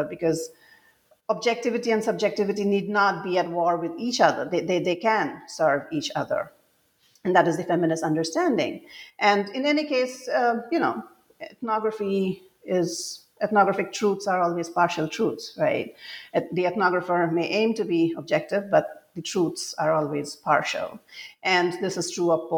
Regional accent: Assam, India; moved away as an adult; when I was growing up in Assam, and most of I grew up here during the conflict years, and then I spent most of my adult life away from home

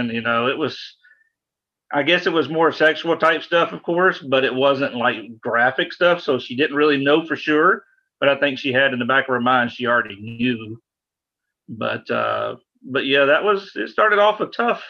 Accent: a small suburb south of Atlanta, Georgia, United States; I'm from Atlanta, a little bit south of Atlanta, so a very conservative area, especially being a small suburb south of Atlanta, and some very extremely conservative parents

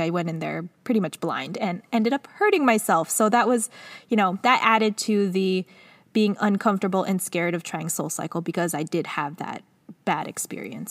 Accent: Los Angeles, California, United States; I'm from Los Angeles, but not from Los Angeles. We were in Culver City

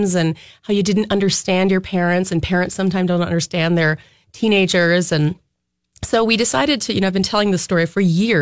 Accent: Red Wing, Minnesota, United States; I was growing up in Red Wing

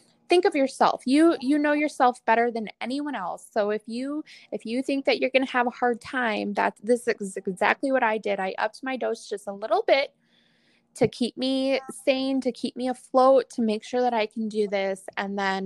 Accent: Wisconsin, United States; moved away; I'm originally from Wisconsin.

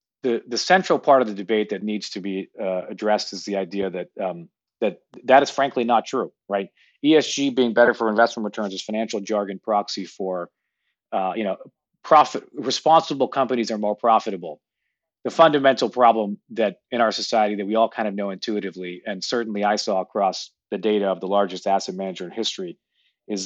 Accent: Toronto, Ontario, Canada; moved away as an adult; also born or lived in United States; now in New York, United States; I grew up in Toronto, went to university in the U.S. and then spent most of my working career here

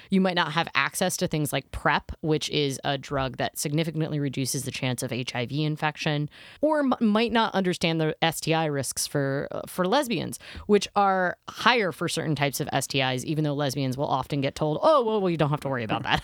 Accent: United States; as an American who at the time didn't have health insurance

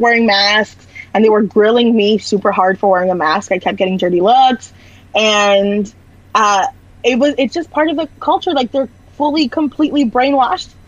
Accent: Orlando, Florida, United States; I'm from Florida. I'm from Orlando

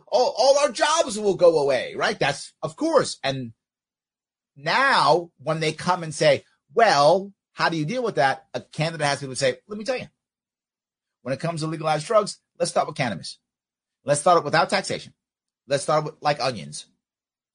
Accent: New York City, New York, United States; I grew up outside of Yankee Stadium, like a block away in South Bronx.

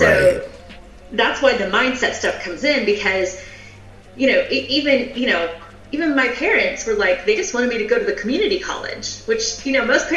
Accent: the South, United States; I'm from the South.

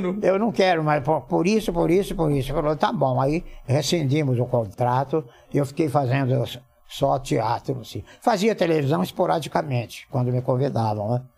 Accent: Ourinhos, São Paulo, Brazil; na minha rua, lá em Ourinhos, eu devia ter o quê, uns 10 anos?

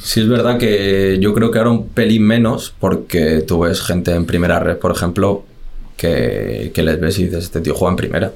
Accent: Las Rozas, Community of Madrid, Spain; Yo soy de las Rozas y me quedo entrenando con el Majada Onda

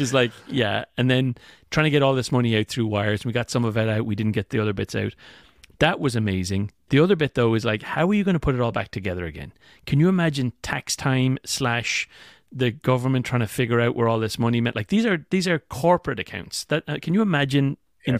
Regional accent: Ireland; moved away

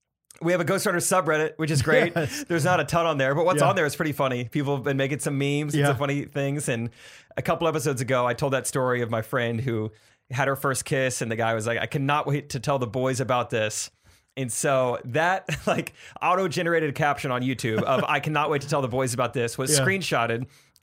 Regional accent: Missouri, United States; I'm from Missouri.

